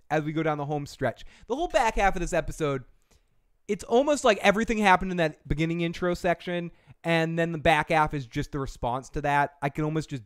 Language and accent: English; Boston, Massachusetts, United States; accent: Boston; There's my Boston accent coming out.